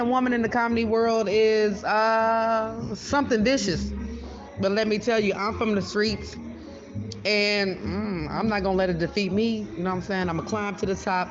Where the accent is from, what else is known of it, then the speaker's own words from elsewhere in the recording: Texas, United States; now in Sacramento, United States; I'm originally from Texas. I'm a country girl